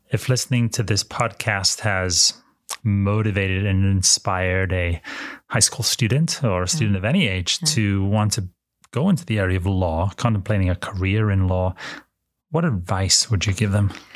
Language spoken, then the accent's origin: English; United Kingdom; now in United States; I'm an immigrant from the United Kingdom.